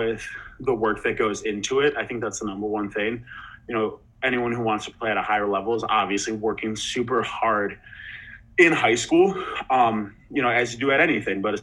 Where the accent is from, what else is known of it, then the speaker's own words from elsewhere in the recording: around Northwestern, Illinois, United States; I grew up around Northwestern, around Northwestern football, doing their camps from a young age.